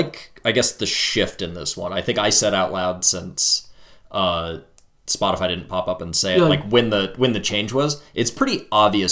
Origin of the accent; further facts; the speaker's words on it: Colorado, United States; accent: Midwestern; I'm from Colorado